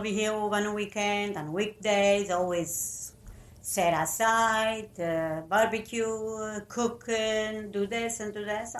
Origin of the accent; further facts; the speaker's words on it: Italy; English is a second language; We came from Italy.